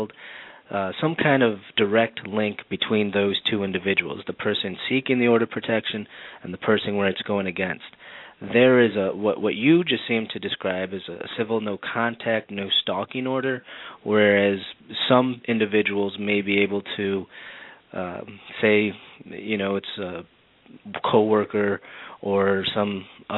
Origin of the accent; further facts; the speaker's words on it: Wauconda, Illinois, United States; also born or lived in Miami, Florida; I grew up in Wakanda, Illinois, up in Lake County